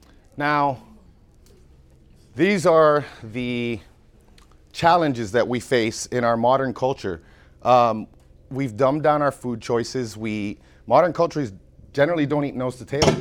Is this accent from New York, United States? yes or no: no; Florida, United States; I'm from Florida